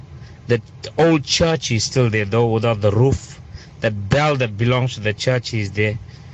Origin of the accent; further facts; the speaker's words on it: Verulam, KwaZulu-Natal, South Africa; moved away; also born or lived in Coniston; when I moved into Verulam from Coniston, and I was born there in Verulam and Groom Street. I grew up in Groom Street as a little boy and went to school from there